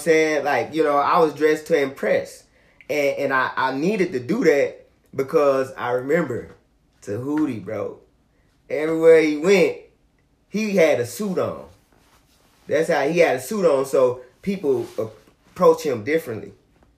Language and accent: English; Gaston, Alabama, United States; also born or lived in Gary, Indiana; now in Huntsville, United States; My family migrated down here to Gaston.